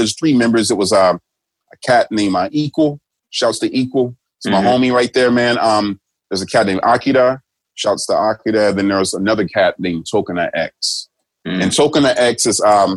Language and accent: English; United States; moved away as an adult; now in Japan